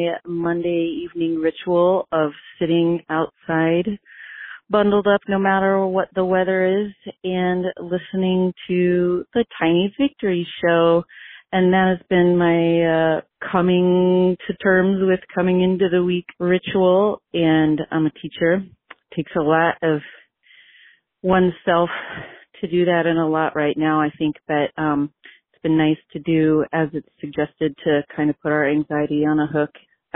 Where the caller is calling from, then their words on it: Albuquerque, New Mexico, United States; I'm calling from Albuquerque, New Mexico.